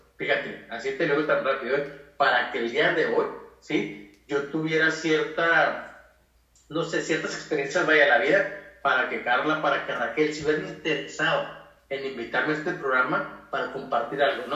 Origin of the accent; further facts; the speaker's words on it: Chihuahua, Mexico; soy de México, de Chihuahua, Chihuahua, México